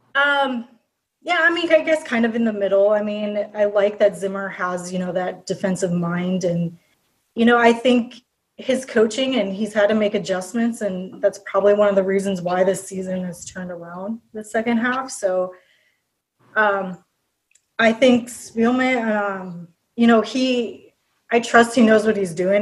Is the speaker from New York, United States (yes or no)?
no; Minnesota, United States; born and raised in Minnesota